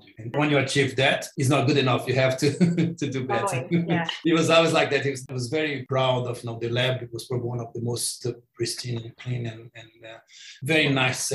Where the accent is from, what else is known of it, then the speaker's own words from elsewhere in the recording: Brazil; English is a second language; moved away as an adult; also born or lived in Sydney, Australia; now in Australia; I went back to Brazil